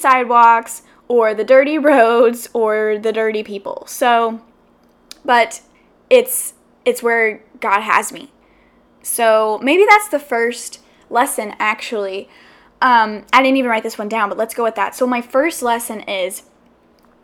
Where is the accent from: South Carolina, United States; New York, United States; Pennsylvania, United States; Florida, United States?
South Carolina, United States; moved away as an adult; now in Los Angeles, United States; I grew up literally all my life, 21 years, in South Carolina.